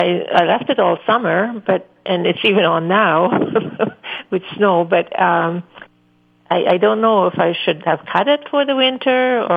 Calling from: Winnipeg, Manitoba, Canada; Good morning. I'm calling from Winnipeg.

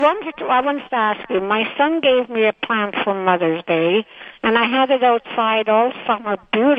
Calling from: Winnipeg, Manitoba, Canada; Oh, I'm calling from Winnipeg, Carla.

